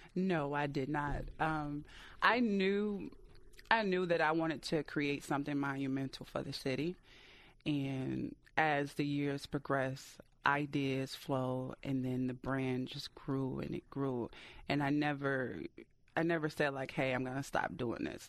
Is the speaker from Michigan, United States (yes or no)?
yes; Detroit, Michigan, United States; detroit is my hometown city